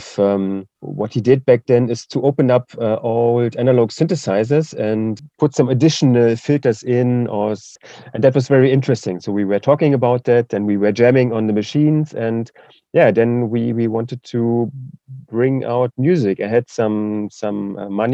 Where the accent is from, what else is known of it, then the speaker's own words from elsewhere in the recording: eastern Germany, Germany; English is a second language; So I'm from Eastern Germany